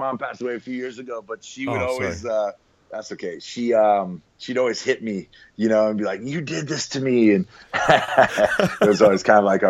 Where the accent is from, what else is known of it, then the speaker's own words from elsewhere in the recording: Anchorage, Alaska, United States; I was born in Anchorage.